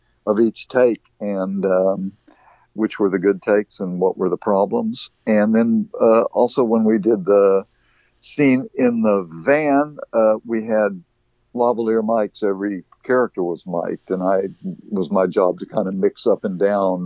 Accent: Dallas, Texas, United States; I grew up in Dallas, Texas

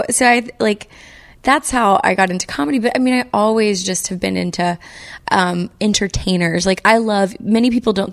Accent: United States; I'm from the South and in a little teeny tiny town on the Texas-Louisiana border on the Gulf Coast. And my mother's family's from there for like going back like six generations

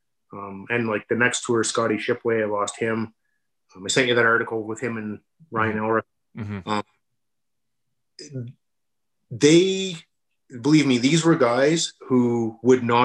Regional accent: Canada; We're not American. We're Canadian

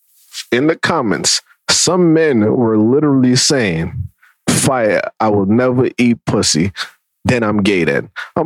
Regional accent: Jamaica; As a Jamaican, I am horrified.

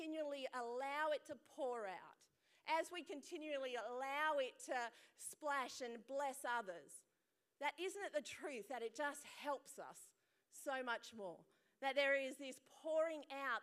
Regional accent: Perth, Western Australia, Australia; I was born here in Perth, some of the siblings in India

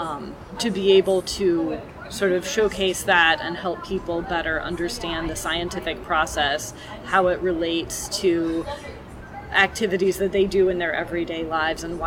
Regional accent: Portland, Oregon, United States; moved away; I'm actually from Portland, Oregon

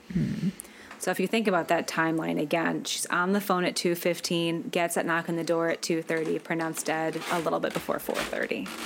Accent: Midwest, United States; accent: Midwestern; my T glottalization Midwestern ass voice

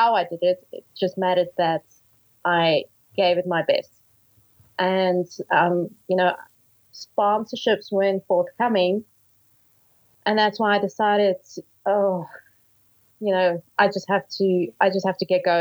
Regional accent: Johannesburg, Gauteng, South Africa; Born and bred in Johannesburg

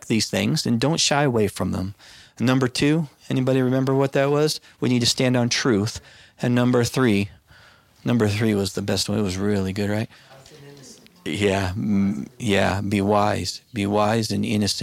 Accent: United States; I'm an American

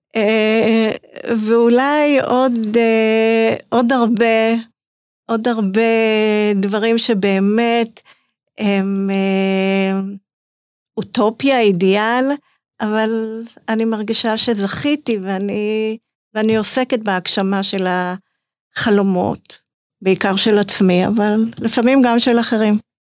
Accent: Netanya, Central District, Israel; אני גדלתי בנתניה

